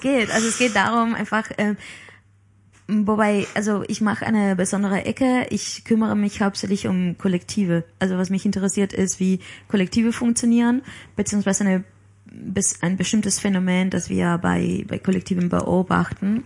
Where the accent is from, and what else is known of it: Palma, Balearic Islands, Spain; born or raised there; German is a second language; moved away